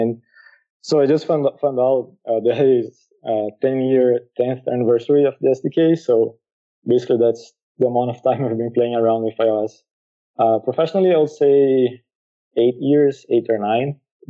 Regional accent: Brazil; moved away as an adult; now in Lisbon, Portugal; Yeah, actually living here, I moved from Brazil to here because my wife started doing college here.

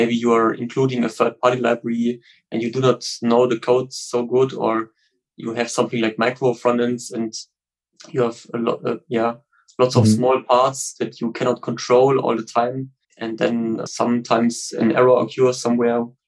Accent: Stuttgart, Baden-Württemberg, Germany; I'm from Stuttgart in Germany

